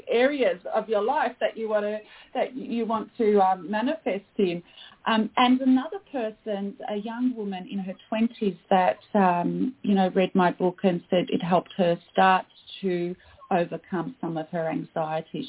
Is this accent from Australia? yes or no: yes; Australia; I am Australian